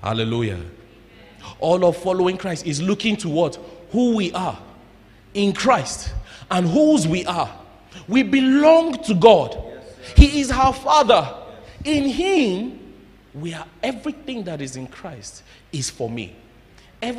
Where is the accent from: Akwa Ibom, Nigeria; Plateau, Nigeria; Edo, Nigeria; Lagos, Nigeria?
Plateau, Nigeria; Jos; moved away; my growing up in Jos